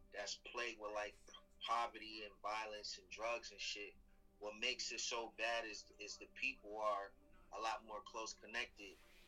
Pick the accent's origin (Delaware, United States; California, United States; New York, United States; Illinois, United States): New York, United States; Syracuse; moved away as an adult; also born or lived in Atlanta; growing up in Syracuse taught me how to like survive, you know what I mean, in a real tough environment, you know what I'm saying? But it's home, I love it.